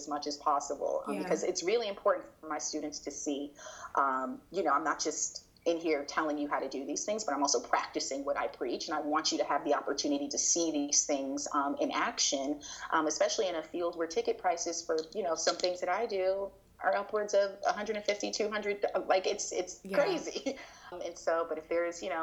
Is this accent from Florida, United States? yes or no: yes; Miami, Florida, United States; growing up in Miami